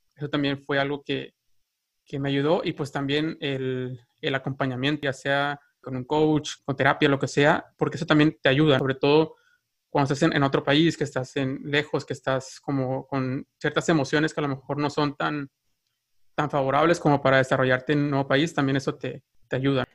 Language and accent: Spanish; Mexico; moved away as an adult; now in United States